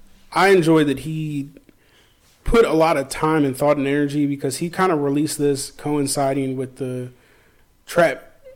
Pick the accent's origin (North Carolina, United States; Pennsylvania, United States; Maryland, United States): Pennsylvania, United States; Philadelphia; I'm from Philly.